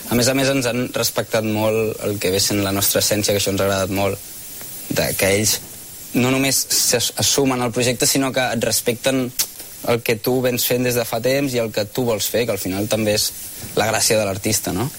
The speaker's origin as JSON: {"language": "Catalan", "town": "Sant Cugat del Vallès", "region": "Catalonia", "country": "Spain", "said": "som blancs i som de Sant Cugat"}